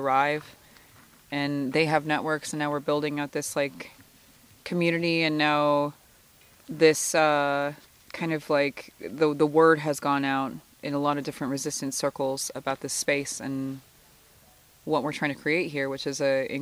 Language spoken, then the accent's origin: English; Couchiching First Nation, Ontario, Canada; from Kuchiching First Nation